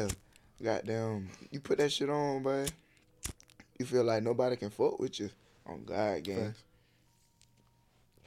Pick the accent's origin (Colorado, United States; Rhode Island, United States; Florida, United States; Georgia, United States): Georgia, United States; Albany; I'm from Albany